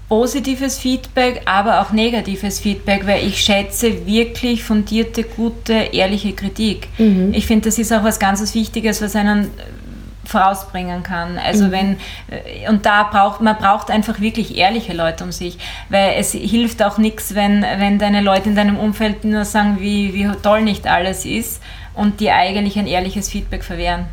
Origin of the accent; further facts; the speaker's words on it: Eastern Styria, Austria; ich bin ja in der Oststeiermark groß geworden